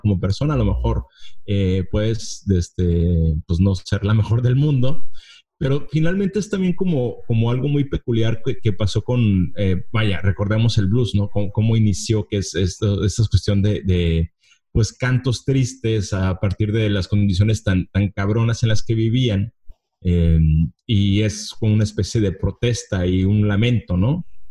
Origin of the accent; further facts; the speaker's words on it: Mexico; como mexicano podemos entender